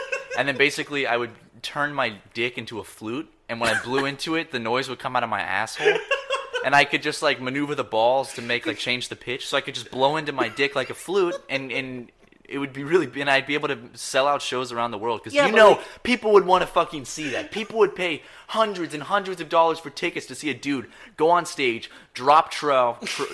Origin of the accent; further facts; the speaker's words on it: the South, United States; I'm also from the South